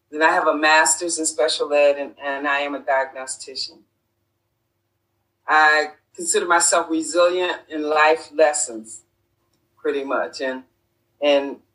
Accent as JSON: {"language": "English", "town": "Rochester", "region": "New York", "country": "United States", "tie": "born or raised there", "said": "I was born and raised in Rochester, New York."}